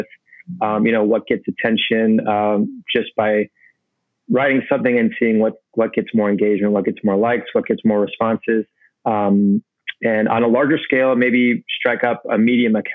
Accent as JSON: {"language": "English", "town": "Normal", "region": "Illinois", "country": "United States", "tie": "born or raised there", "also_born_or_lived": "Chicago, Illinois", "moved": "as an adult", "lives_now": "New York, United States", "said": "born and raised in the Midwest, in a town called Normal, Illinois"}